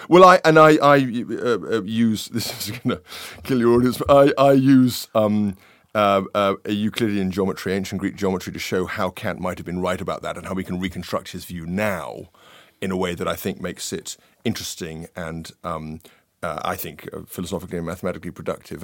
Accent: London, United Kingdom; I grew up in this kind of, uh, North London, uh, environment

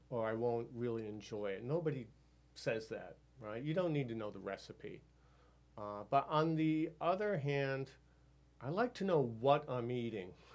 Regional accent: near Amherst, Massachusetts, United States; my hometown near Amherst, Massachusetts

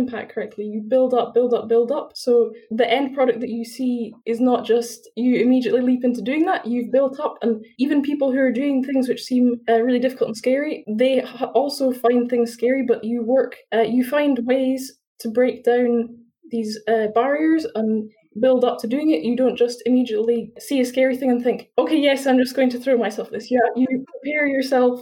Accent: Edinburgh, Scotland, United Kingdom; I'm from Edinburgh, so I'm still in Edinburgh studying at university, but yeah, I'm also born in Edinburgh.

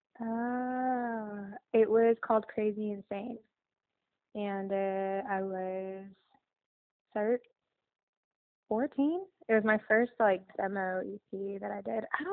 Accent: Iowa, United States; also born or lived in Los Angeles; now in Nashville, United States; I'm from Iowa

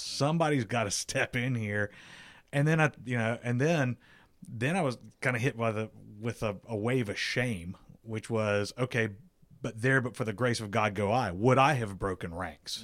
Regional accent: South Carolina, United States; moved away; I'm from South Carolina. I was living there at the time.

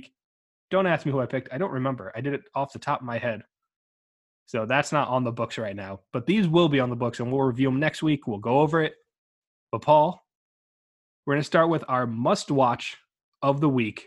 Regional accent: New Jersey, United States; I grew up in New Jersey.

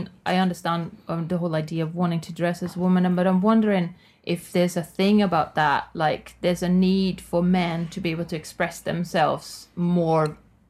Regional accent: Sweden; moved away; I'm obviously from Sweden, as most people know.

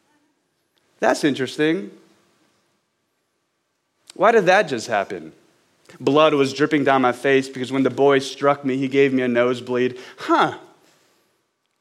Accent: Baton Rouge, Louisiana, United States; moved away as an adult; also born or lived in Los Angeles; now in Austin, United States; I'm from Baton Rouge, Louisiana, and as much as I love my hometown

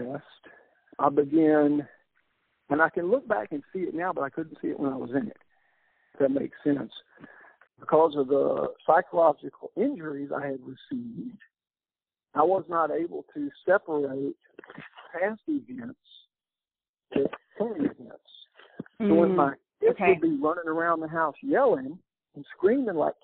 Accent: Columbus, Texas, United States; also born or lived in Eagle Lake, Texas; came to my hometown, Columbus, and I was the chief of police for 5 years

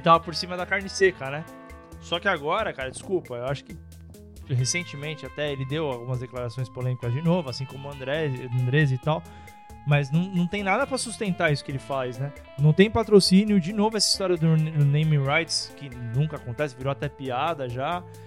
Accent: São Paulo, Brazil; nós somos aqui de São Paulo

